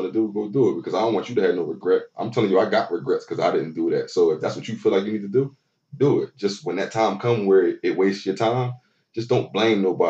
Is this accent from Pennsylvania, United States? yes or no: yes; Philadelphia, Pennsylvania, United States; moved away as an adult; now in Texas, United States; I'm born and raised in Philly my whole life